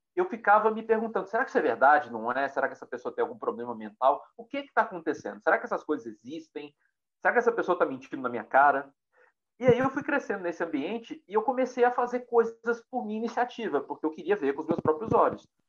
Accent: Pedro Leopoldo, Minas Gerais, Brazil; eu nasci em Pedro Leopoldo

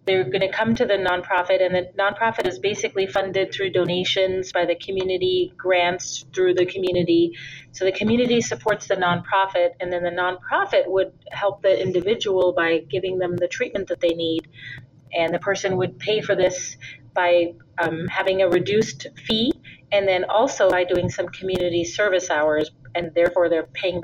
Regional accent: India; moved away as an adult; also born or lived in Minnesota, United States; now in United States; And then I also grew up in India. My father's from India. I was born here in the United States in Minnesota. But when I was 5, I went to live in India for 13 years

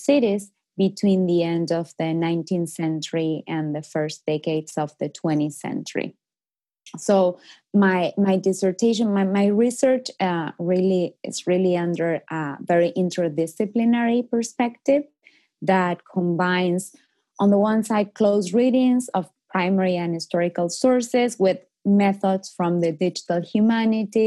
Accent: Argentina; moved away as an adult; I am originally from Argentina. I studied history in Argentina.

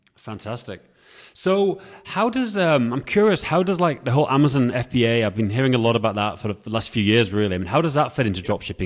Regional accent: England, United Kingdom; I'm from England

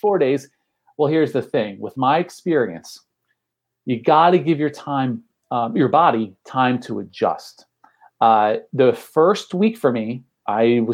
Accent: outside of Trenton, New Jersey, United States; also born or lived in Belmar, New Jersey; I'm from Central Jersey. I actually live in Belmar now

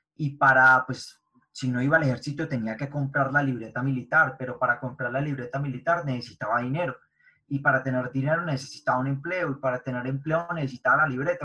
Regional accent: Medellín, Antioquia, Colombia; nací en Medellín, Colombia, eh, nací y me crié en un barrio de bajos recursos

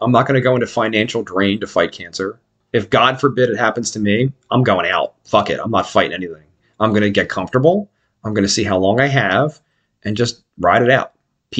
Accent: Philadelphia, Pennsylvania, United States; I'm from Port Richmond. I was right next to Kensington my entire life.

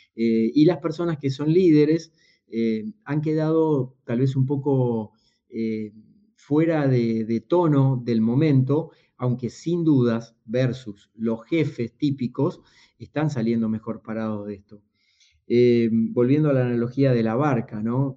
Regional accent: Buenos Aires Province, Argentina; soy argentino, no soy porteño, nací en un pueblo unos 300 kilómetros al sur de la ciudad de Buenos Aires

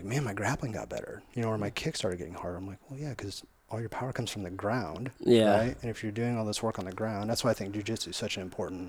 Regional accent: Hillsboro, Illinois, United States; I'm from Hillsborough, Illinois.

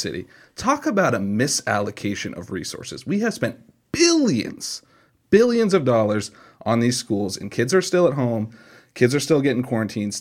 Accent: Massachusetts, United States; as a Bay Stater growing up in Massachusetts

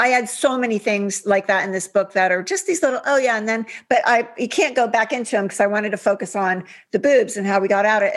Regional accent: Upper Arlington, Ohio, United States; I grew up in Ohio.

